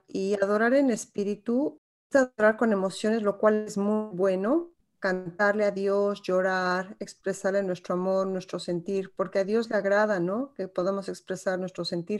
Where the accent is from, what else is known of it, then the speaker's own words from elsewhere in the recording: Mexico; Como mexicana, yo crecí en una sociedad machista